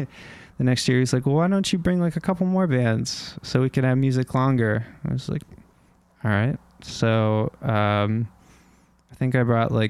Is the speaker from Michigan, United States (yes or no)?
no; Fairfax, Virginia, United States; I grew up in the suburbs of Washington, D.C.